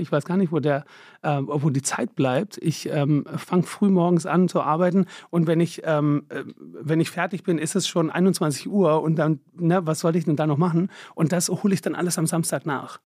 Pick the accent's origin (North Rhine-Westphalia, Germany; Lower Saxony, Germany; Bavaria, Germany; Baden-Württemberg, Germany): Baden-Württemberg, Germany; Stuttgart; moved away as an adult; also born or lived in London / Paris / Milan; now in Berlin, Germany; ich bin der Schwab, bin da groß geworden, bin da geboren